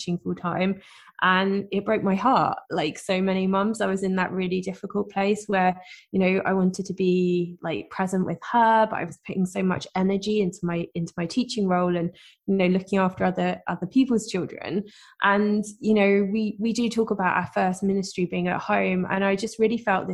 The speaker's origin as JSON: {"language": "English", "country": "United Kingdom", "said": "I am, as you can probably tell from my accent, I'm from the UK"}